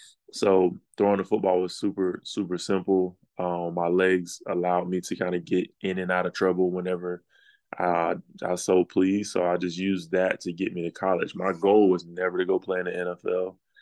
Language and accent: English; Atlanta, Georgia, United States; So I'm from Atlanta. I was born in Atlanta. My oldest brother lived in Atlanta at that time.